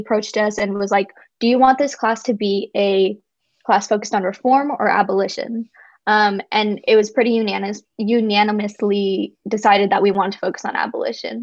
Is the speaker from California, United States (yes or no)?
yes; San Francisco, California, United States; growing up in San Francisco